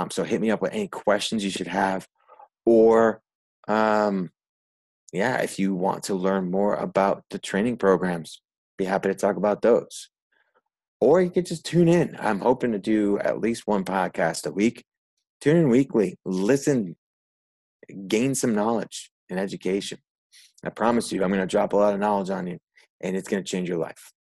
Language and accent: English; Northeast, United States; so, yeah, in brief, I'm from the Northeast.